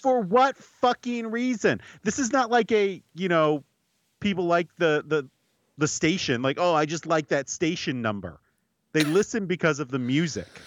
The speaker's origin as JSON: {"language": "English", "country": "United States", "said": "I'm an American."}